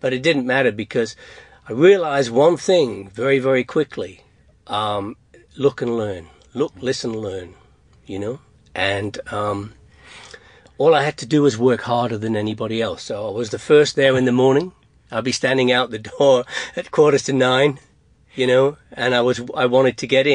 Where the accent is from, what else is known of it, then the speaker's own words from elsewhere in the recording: England, United Kingdom; moved away; I'm from England.